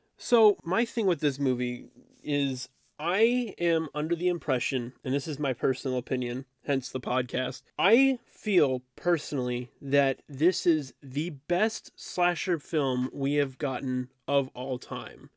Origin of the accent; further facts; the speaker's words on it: Dallas, Texas, United States; I was born in Texas around the Dallas area. And therefore, you know, gotta support my hometown